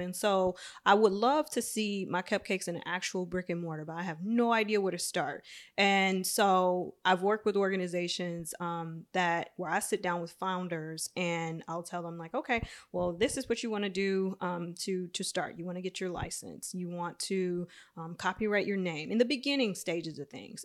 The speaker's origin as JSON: {"language": "English", "region": "Michigan", "country": "United States", "tie": "born or raised there", "said": "my hometown"}